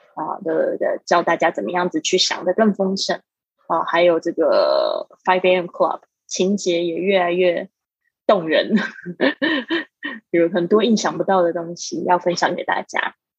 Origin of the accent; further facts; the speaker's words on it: Taiwan; moved away as an adult; also born or lived in Shanghai; 我在大，台湾，呃，出生长大，然后呢，我到了上海 工作了这个七年的时间